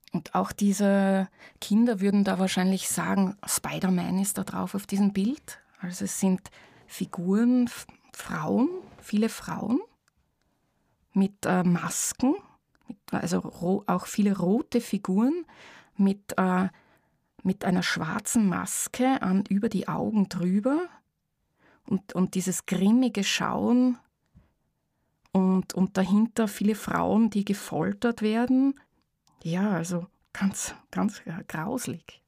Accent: near Vorau, East Styria, Austria; ich bin ja in der Nähe von Vorau auch aufgewachsen

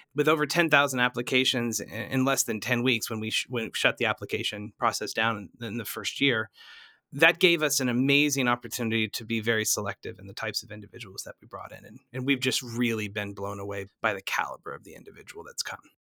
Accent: Tulsa, Oklahoma, United States; moved away as an adult; also born or lived in Boston / New York City / San Francisco; I'm originally from Tulsa. I grew up here

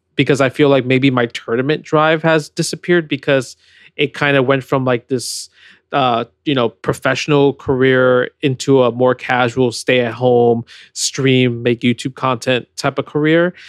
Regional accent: New York, United States; I was born in New York

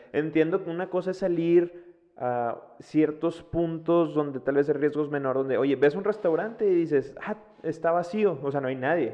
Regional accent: Monterrey, Nuevo León, Mexico; nosotros que somos de Monterrey

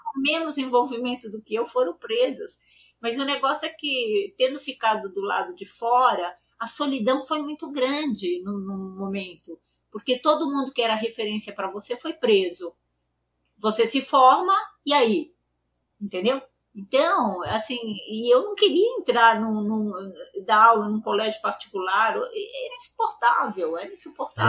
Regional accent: São Paulo, Brazil; eu nasci em São Paulo, né? Eu nasci no bairro uhum. do Paraíso e eu nasci em 48 e eu fiz escola pública.

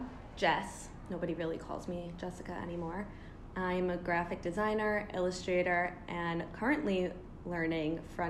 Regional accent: United States; I'm American.

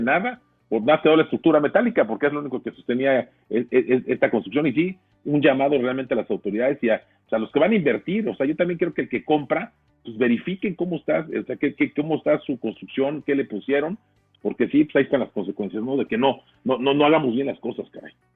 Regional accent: Mexico; somos mexicanos

